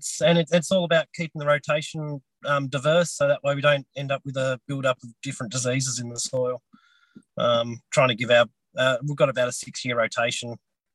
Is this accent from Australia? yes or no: yes; Sisters Creek, Tasmania, Australia; born or raised there